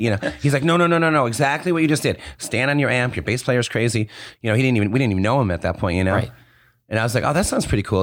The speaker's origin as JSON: {"language": "English", "town": "West Bloomfield", "region": "Michigan", "country": "United States", "tie": "born or raised there", "said": "I grew up in West Bloomfield"}